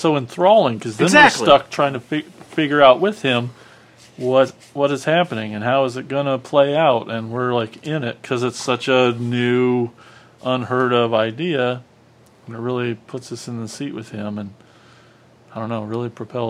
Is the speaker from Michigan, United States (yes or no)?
no; Iowa, United States; You said we're from Iowa.